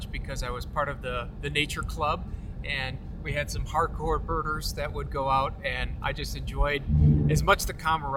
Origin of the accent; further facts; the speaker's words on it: Michigan, United States; moved away; my home state of Michigan